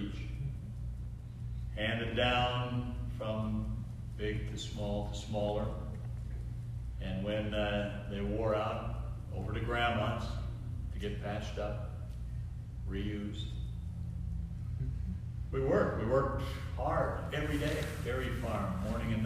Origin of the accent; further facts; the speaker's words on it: Minnesota, United States; moved away; back to Minnesota and back to my hometown